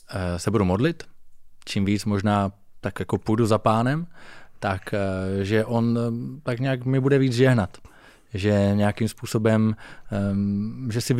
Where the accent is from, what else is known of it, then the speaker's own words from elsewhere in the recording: Zlín Region, Czechia; Hm, já pocházím z Valašska, což je taková velmi tradiční oblast.